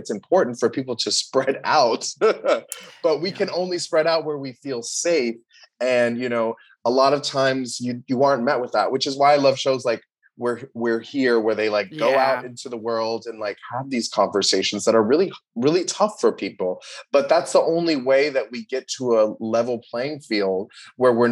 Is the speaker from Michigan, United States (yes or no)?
no; Miami, Florida, United States; moved away; also born or lived in New York City; I grew up in Miami